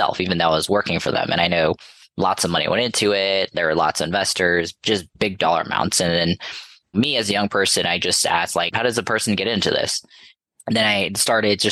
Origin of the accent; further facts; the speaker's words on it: Los Angeles, California, United States; I'm from Los Angeles area, and I went to USC locally